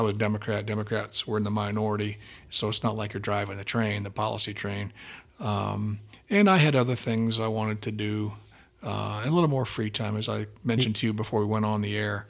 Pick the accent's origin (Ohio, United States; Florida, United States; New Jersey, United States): Ohio, United States; Columbus; I grew up in Columbus